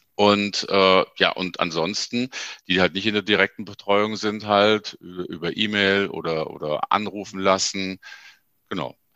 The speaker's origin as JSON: {"language": "German", "town": "Ingolstadt", "region": "Bavaria", "country": "Germany", "said": "ich komme halt aus Ingolstadt"}